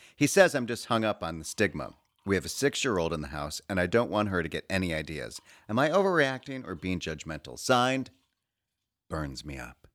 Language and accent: English; Chicago, Illinois, United States; moved away as an adult; now in New York, United States; I'm from Chicago, but I've lived in New York for the past twenty years